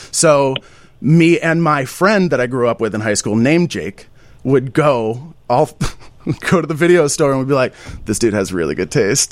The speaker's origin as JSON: {"language": "English", "town": "Burlington", "region": "Vermont", "country": "United States", "said": "I'm from Burlington, Vermont"}